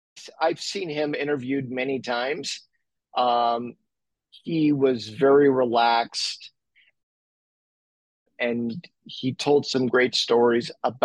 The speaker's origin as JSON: {"language": "English", "town": "Montreal", "region": "Quebec", "country": "Canada", "tie": "born or raised there", "said": "I was born and raised in Montreal, played hockey, was a hockey fanatic."}